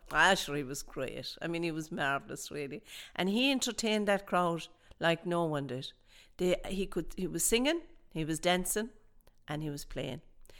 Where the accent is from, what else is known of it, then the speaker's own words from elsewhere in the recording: Dublin, Leinster, Ireland; My family background, I was born in Dublin, obviously, and my family background is from O'Connor's Pub.